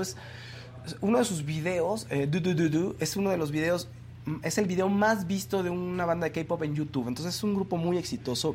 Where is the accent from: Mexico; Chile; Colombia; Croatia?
Mexico; Acapulco, Guerrero; Guerrero, yo soy de Guerrero, yo soy de Acapulco